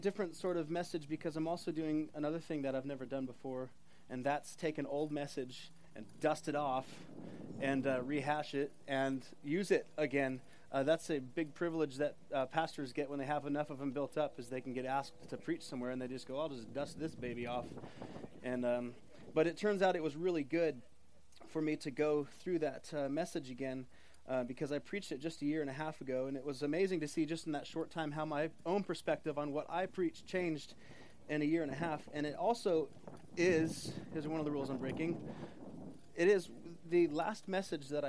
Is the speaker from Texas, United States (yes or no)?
no; Los Osos, California, United States; moved away as an adult; also born or lived in Minnesota; I grew up in Los Osos